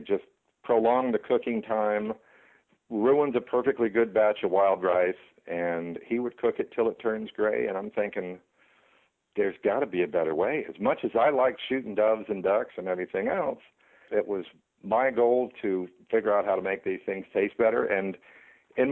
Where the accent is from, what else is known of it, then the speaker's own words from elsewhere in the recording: Virginia, United States; I grew up in Virginia